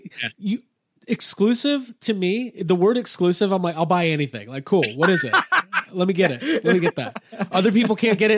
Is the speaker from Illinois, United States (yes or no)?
yes; Chicago, Illinois, United States; I'm from Chicago originally.